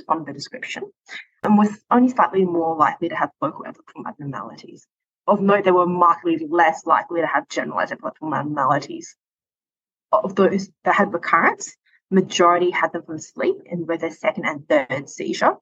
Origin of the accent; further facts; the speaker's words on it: Perth, Western Australia, Australia; moved away as an adult; now in Calgary, Canada; I'm originally from Perth, Western Australia